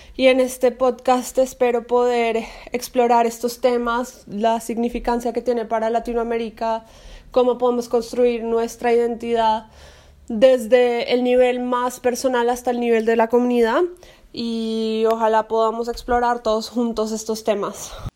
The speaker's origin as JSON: {"language": "Spanish", "country": "Colombia", "tie": "born or raised there", "also_born_or_lived": "United States", "moved": "as an adult", "said": "nací y crecí en Colombia"}